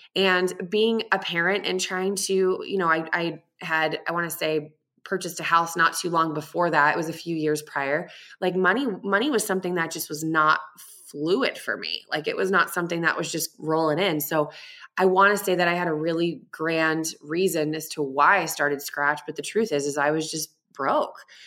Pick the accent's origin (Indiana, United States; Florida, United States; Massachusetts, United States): Massachusetts, United States; Boston; now in Tucson, United States; But I am in Tucson, Arizona, but I'm originally from Boston.